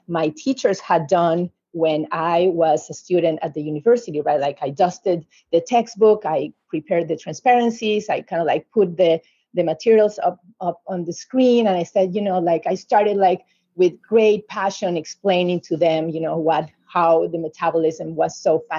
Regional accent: Uruguay; moved away as an adult; back in my home country in Uruguay, South America

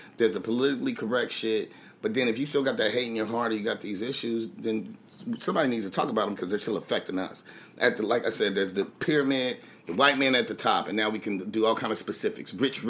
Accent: Louisiana, United States; I happen to be Creole. We're Catholic from Louisiana.

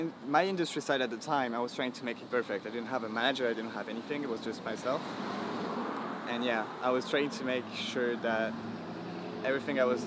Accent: France; English is a second language

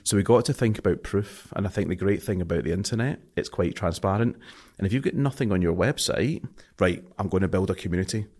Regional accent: Scotland, United Kingdom; accent: Scottish; I'm too Scottish to, my, my accent's too strong

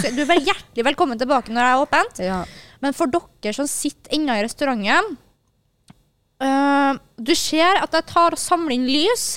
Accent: Kristiansund, Møre og Romsdal, Norway; moved away; jeg jobba på Sabrura hjemme i Kristiansund

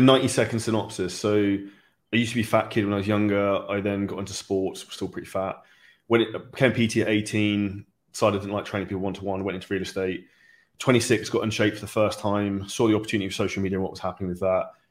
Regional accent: United Kingdom; we're both British

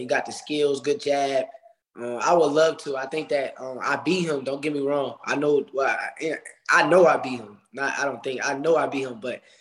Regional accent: Newark, New Jersey, United States; my hometown, Newark, New Jersey

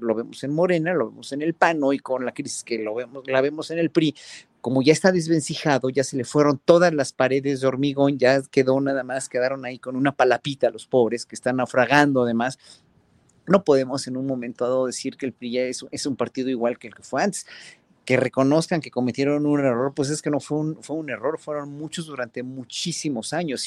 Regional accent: Mexico; tenemos los mexicanos

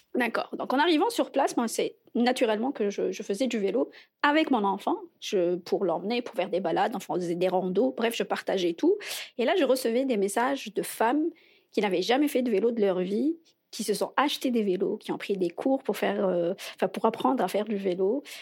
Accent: Algiers, Algiers Province, Algeria; moved away as an adult; now in Montreal, Canada; ça va faire cinq ans que je suis à Montréal. je viens d'Alger

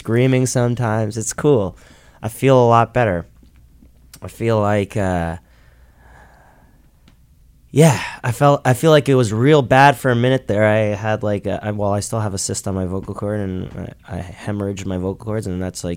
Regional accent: Toronto, Ontario, Canada; We're from Toronto.

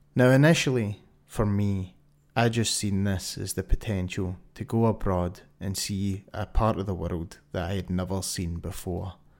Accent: Glasgow, Scotland, United Kingdom; my hometown of Glasgow

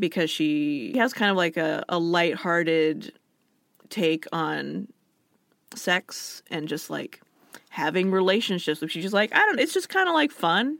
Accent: Alaska, United States; moved away as an adult; also born or lived in Washington; I was from somewhere else. I was from Alaska.

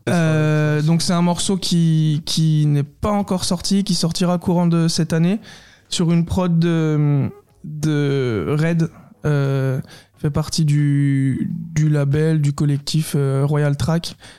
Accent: Saône-et-Loire, Bourgogne-Franche-Comté, France; On est on est originaire de Saône-et-Loire à la base

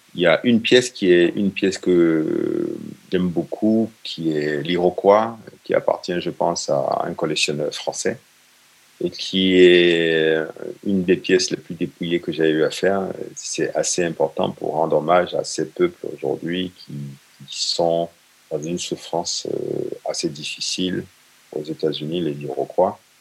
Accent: Benin; chez nous, au Bénin

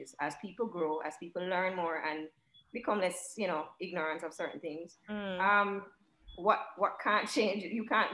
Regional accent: Jamaica; even growing up in Jamaica, not a lot of people that directly look like me

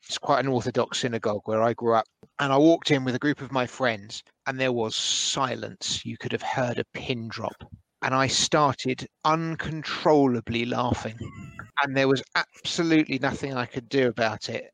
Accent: Edgware, London, United Kingdom; growing up in Edgware

